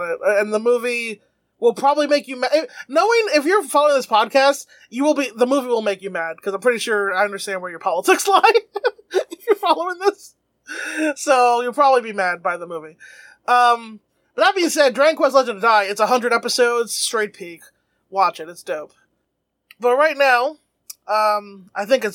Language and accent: English; New York City, New York, United States; I am a New Yorker. I was in New York when it happened.